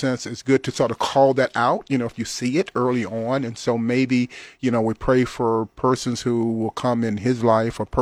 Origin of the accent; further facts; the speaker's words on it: Louisiana, United States; very aware, you know, of what was going on in the little town in Louisiana that I grew up